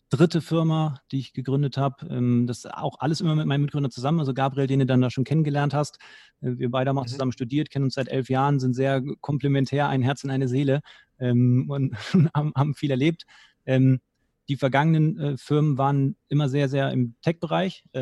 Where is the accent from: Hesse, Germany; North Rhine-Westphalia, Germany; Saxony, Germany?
North Rhine-Westphalia, Germany; Cologne; born there; Ähm, ich selber bin gebürtiger Kölner.